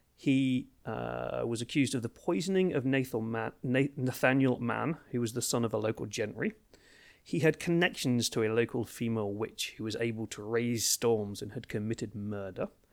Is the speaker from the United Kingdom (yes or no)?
yes; Brandeston, East of England, United Kingdom; also born or lived in Ipswich; I grew up in a, in a village called Branderston, uh, which is about thirty minutes north of Ipswich